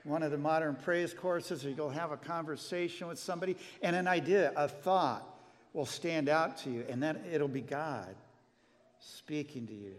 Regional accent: Glenwood, Iowa, United States; I grew up, by the way, I was born in Iowa. I was born in Glenwood, just south of Council Bluffs.

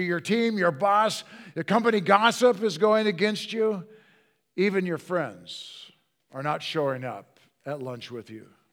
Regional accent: Hillsboro, Oregon, United States; So we just say Portland, Oregon.

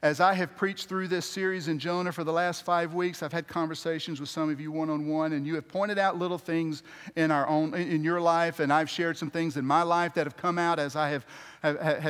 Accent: United States; moved away as an adult; also born or lived in a Muslim country; our pride of being American

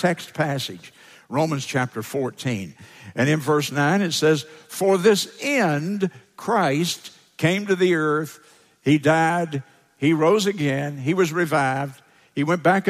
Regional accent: United States; as an American, it's a little hard for me to conceptualize a Lord, because we don't have lords in our culture

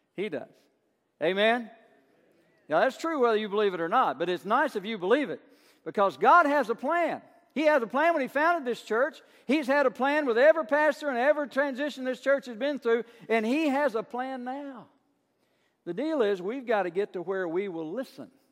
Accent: Burnside, Kentucky, United States; I grew up in Burnside, Kentucky, a little town south of Somerset

